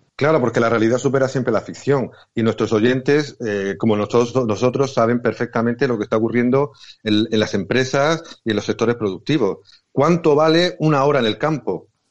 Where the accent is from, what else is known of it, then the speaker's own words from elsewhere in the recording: Region of Murcia, Spain; ya sabéis que soy murciano